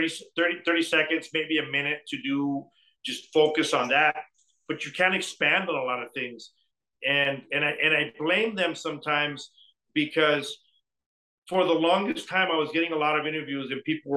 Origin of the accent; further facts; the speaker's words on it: Douglas, Arizona, United States; also born or lived in Sonora, Mexico; I grew up in Douglas